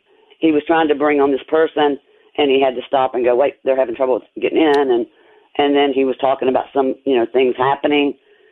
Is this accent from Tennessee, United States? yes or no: yes; Tennessee, United States; my home state of Tennessee